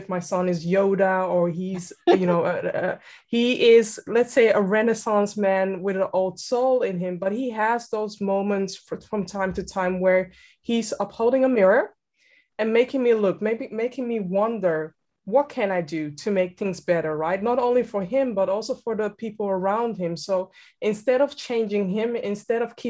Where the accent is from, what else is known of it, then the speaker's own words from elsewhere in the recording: Amsterdam, North Holland, Netherlands; born and raised in Amsterdam, and I'm currently residing in Amsterdam